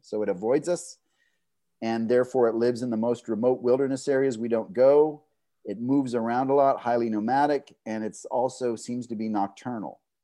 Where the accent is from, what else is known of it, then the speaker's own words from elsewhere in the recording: Southeast Texas, United States; I grew up in Southeast Texas in kind of a swamp